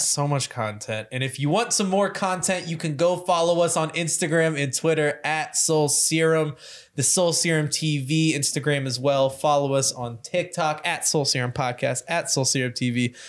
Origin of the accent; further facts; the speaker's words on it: Louisville, Kentucky, United States; growing up in Louisville